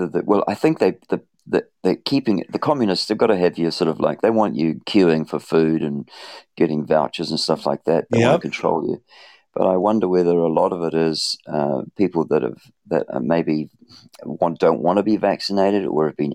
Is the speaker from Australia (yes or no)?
no; Levin, Manawatū-Whanganui, New Zealand; I was born in 1960 in New Zealand, in Levin